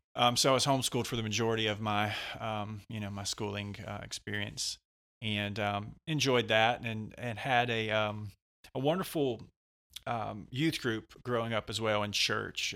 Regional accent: West Georgia, United States; also born or lived in Mississippi; I've lived in Georgia most of my life here, right around the West Georgia area.

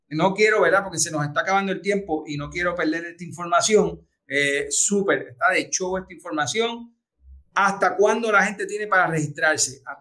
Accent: Puerto Rico; Nosotros somos puertorriqueños.

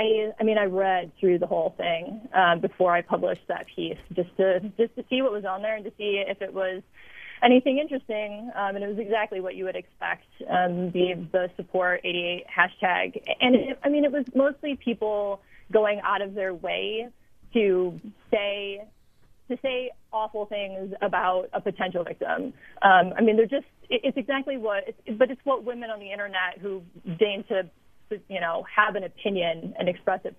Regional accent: Chicago, Illinois, United States; moved away as an adult; my hometown media, and I listened to a lot of sports radio when I lived there

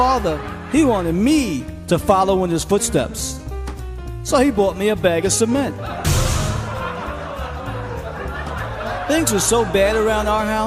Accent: New York City, New York, United States; early childhood growing up in Brooklyn

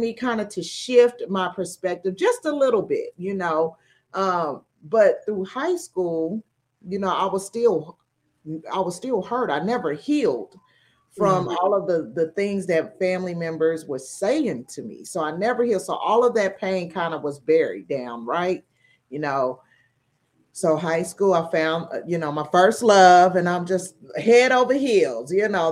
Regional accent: Tulsa, Oklahoma, United States; moved away as an adult; We are from a small town of Tulsa, Oklahoma. So if you all are familiar with the 1921 race riot, that's my hometown. So growing up there

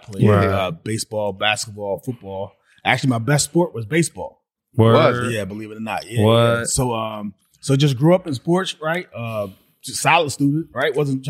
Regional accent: Glassboro, New Jersey, United States; also born or lived in Camden, New Jersey; we moved to like a suburban town called Glassboro.

